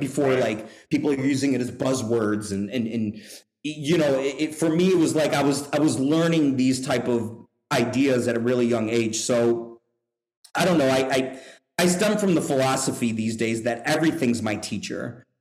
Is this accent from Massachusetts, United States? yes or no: no; Buffalo, New York, United States; also born or lived in Singapore; now in Louisville, United States; I grew up in uh, Buffalo, New York. I'm from Buffalo